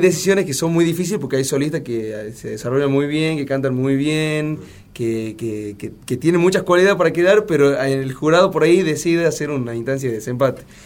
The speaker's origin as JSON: {"language": "Spanish", "region": "Tucumán", "country": "Argentina", "tie": "born or raised there", "moved": "as an adult", "lives_now": "Catamarca, Argentina", "said": "Y esto estoy hablando en Tucumán, porque yo soy ah, tucumano, ah, vivo acá en Catamarca hace 5 años."}